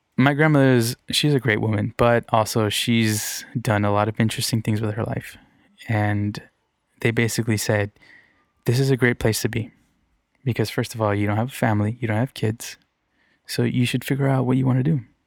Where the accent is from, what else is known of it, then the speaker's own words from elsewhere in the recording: Redondo Beach, California, United States; also born or lived in Torrance / Downey; I grew up in Redondo Beach and then Torrance